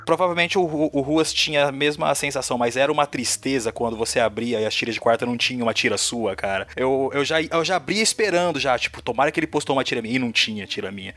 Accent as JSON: {"language": "Portuguese", "town": "Porecatu", "region": "Paraná", "country": "Brazil", "tie": "born or raised there", "moved": "yes", "lives_now": "Apucarana, Brazil", "said": "Eu hoje eu moro em Apucarana, né? Mas eu sou de uma cidadezinha minúscula, menor que Apucarana, eles chamaram Porecatu"}